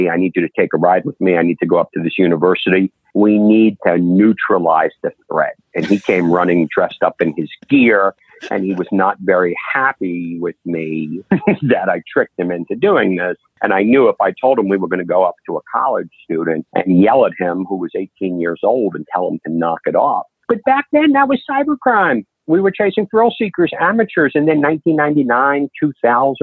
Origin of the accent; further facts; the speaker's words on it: New York City, New York, United States; moved away as an adult; also born or lived in Syracuse, New York / Washington, D.C.; now in Nashville, United States; I grew up in New York City